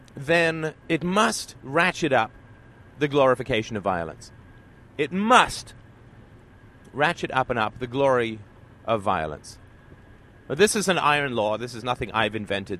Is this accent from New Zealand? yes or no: no; Ireland; now in Canada; I was born in Ireland, and I just happened to live in Canada